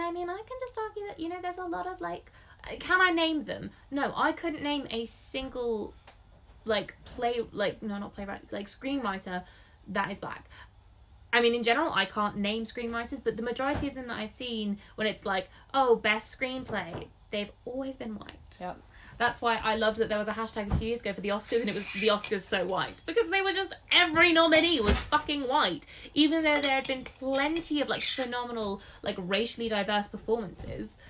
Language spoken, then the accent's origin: English; England, United Kingdom; also born or lived in Scotland; my family's Scottish. I'm the, one of the black sheep of the family because I was born in England, so I don't have the accent